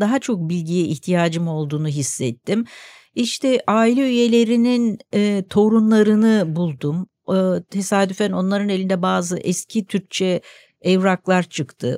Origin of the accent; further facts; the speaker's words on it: Istanbul, Turkey; also born or lived in Caddebostan, Istanbul; Ben Nişantaşı'nda doğdum e, o zaman e, 1955 yılında